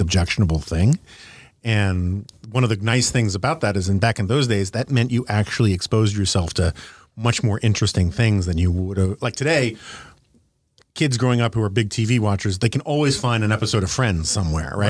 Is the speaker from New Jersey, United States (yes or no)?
no; New York City, New York, United States; now in Washington, D.C., United States; I grew up in New York City